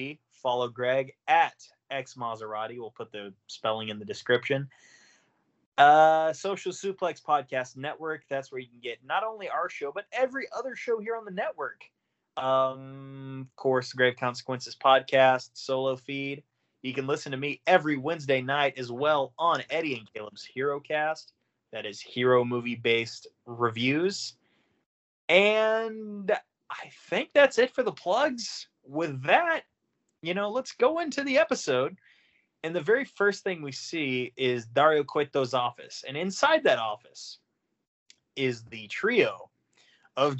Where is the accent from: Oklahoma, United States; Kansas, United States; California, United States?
Oklahoma, United States; I'm a cracker from Oklahoma